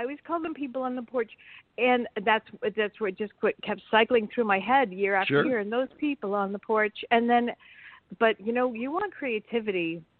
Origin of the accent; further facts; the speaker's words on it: Plymouth, Massachusetts, United States; also born or lived in San Diego, California; I was two when he really came back, and then I was taken from there back to this coast, the East Coast, Plymouth, Massachusetts area. So I'm sort of a California transplant.